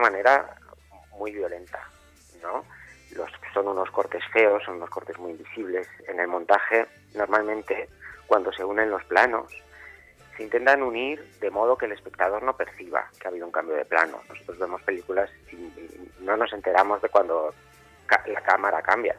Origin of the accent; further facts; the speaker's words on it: Soria, Castile and León, Spain; moved away; also born or lived in Madrid; Cuando yo me fui de Soria a vivir a Madrid